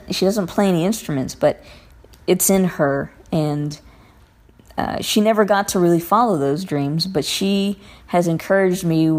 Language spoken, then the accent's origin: English; Covina, California, United States; I am from Covina, California